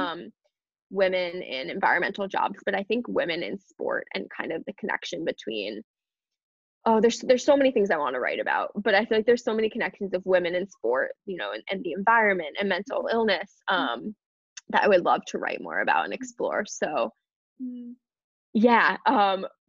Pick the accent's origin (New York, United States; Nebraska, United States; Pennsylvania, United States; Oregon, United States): New York, United States; moved away; I'll probably be moving to New York, which is where I'm originally from. I was born in New York